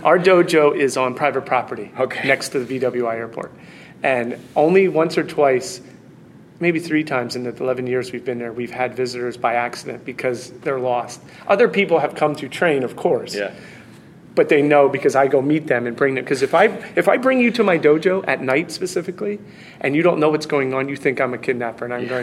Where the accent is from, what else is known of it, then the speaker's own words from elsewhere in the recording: United States; as an American